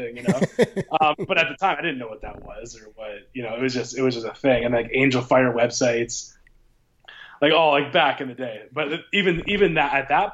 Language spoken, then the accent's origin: English; Windsor, Ontario, Canada; I currently reside in my hometown of Windsor, Ontario.